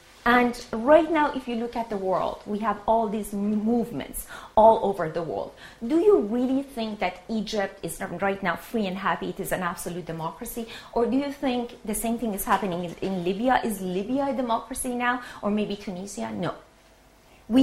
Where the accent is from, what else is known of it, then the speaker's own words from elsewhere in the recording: Tehran, Tehran Province, Iran; moved away as an adult; now in Canada; I was born in 1965 in Tehran, Iran, and back then Iran was not an Islamic republic. We had a king. We called him the Shah. I grew up in a Christian, non-political family in Tehran.